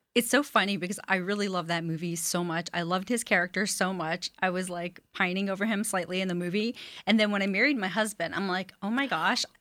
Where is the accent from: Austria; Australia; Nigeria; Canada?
Canada; Montreal, Quebec; moved away as an adult; now in United States; I'm originally from Montreal, Canada.